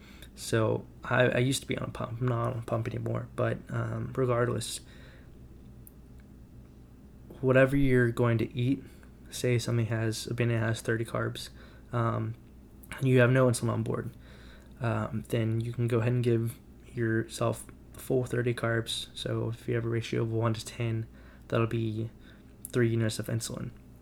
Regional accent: Dallas, Texas, United States; I'm from Dallas, Texas.

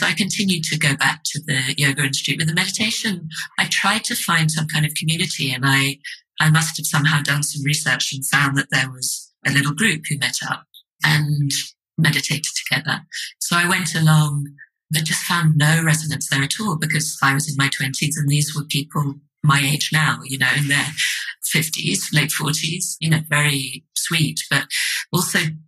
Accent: London, United Kingdom; also born or lived in Edinburgh; I'm from London

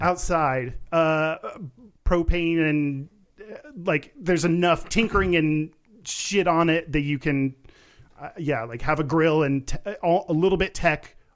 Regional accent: Texas, United States; I grew up in Texas

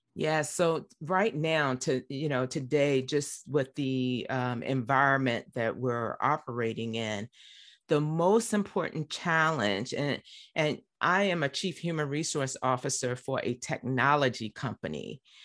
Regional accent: Richmond, Virginia, United States; also born or lived in Harrisonburg, Virginia; I grew up in Richmond, Virginia. Born and raised.

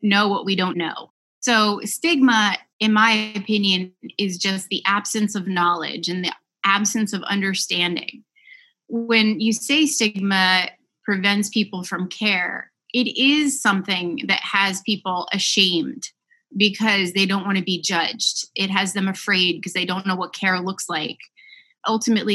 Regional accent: Westfield, New Jersey, United States; I live in my hometown of Westfield, New Jersey. Grew up here

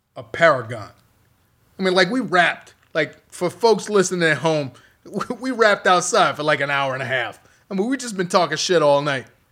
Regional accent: Chicago, Illinois, United States; I'm from Chicago

